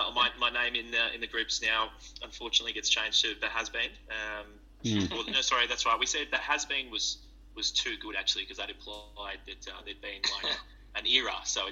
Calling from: Melbourne, Victoria, Australia; I'm ringing in from Melbourne

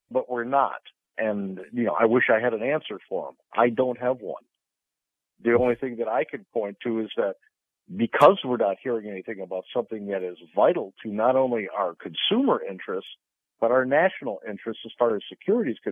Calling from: Sarasota, Florida, United States; Morning, Captain. My driver, Mike, in Sarasota.

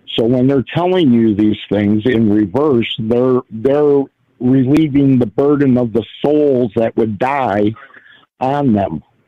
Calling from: Detroit, Michigan, United States; I'm calling out of Detroit.

